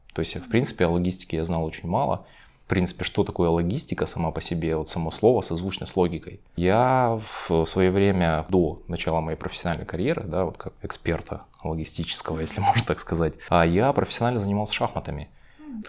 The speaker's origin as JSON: {"language": "Russian", "country": "Ukraine", "tie": "born or raised there", "moved": "yes", "lives_now": "Moscow, Russia", "said": "Сам я изначально родился в Украине"}